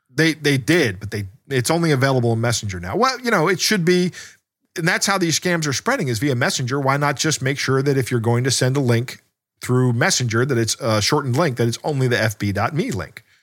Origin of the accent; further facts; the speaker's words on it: Maryland, United States; we are both from Maryland, and Maryland is, uh, is more of a cult than a state